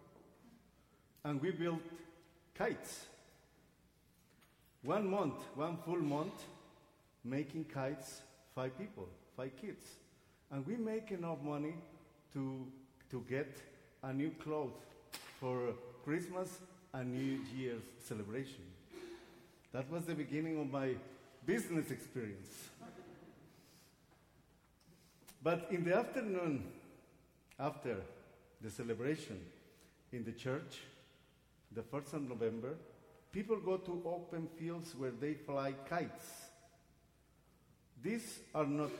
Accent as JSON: {"language": "English", "country": "Guatemala", "tie": "born or raised there", "moved": "yes", "said": "I was born and raised in Guatemala"}